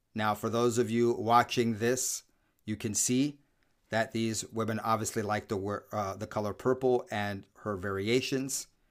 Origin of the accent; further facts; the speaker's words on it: United States; I am black American